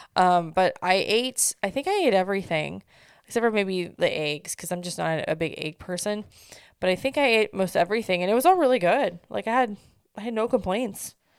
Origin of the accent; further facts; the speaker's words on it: Midwest, United States; I'm from the Midwest